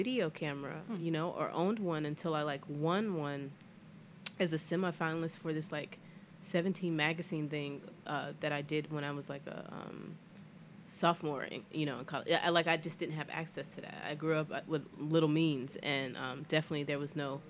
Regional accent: Greenville, South Carolina, United States; also born or lived in Atlanta, Georgia; now in Philadelphia, United States; I'm originally from Greenville, South Carolina

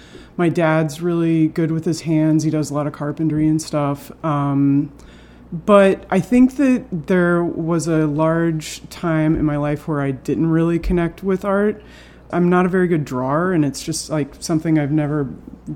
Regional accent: Tulsa, Oklahoma, United States; now in Philadelphia, United States; I'm from Tulsa, Oklahoma, and it was always, you know, a place that I was trying to leave, but I love going back to.

